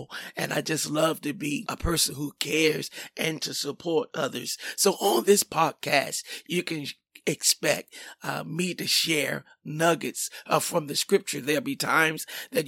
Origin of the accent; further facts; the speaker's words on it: Washington, District of Columbia, United States; now in Forestville, United States; I am from Washington, D.C.